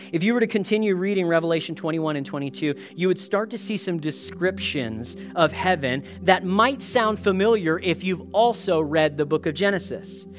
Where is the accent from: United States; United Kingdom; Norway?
United States; now in Canada; as an American boy